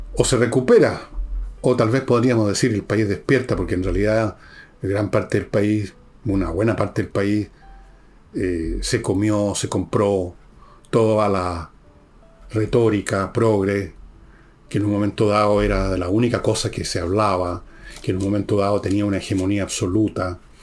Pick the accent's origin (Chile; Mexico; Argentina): Chile; como muchos chilenos